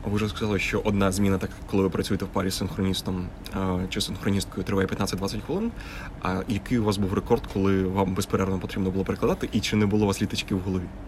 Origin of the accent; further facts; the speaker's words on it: Horodok, Khmelnytskyi Oblast, Ukraine; місто Городо Хмельницької області, звідки я родом.